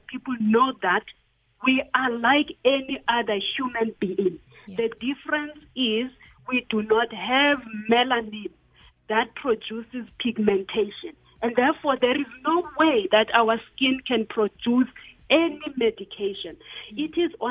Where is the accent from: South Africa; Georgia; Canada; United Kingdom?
South Africa; Grahamstown, Eastern Cape; I grew up in Grahamstown.